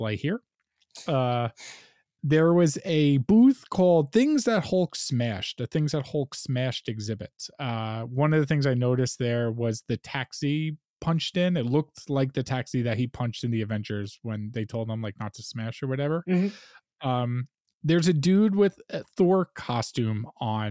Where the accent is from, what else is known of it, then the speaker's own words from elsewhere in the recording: Stony Brook, New York, United States; Stony Brook, my hometown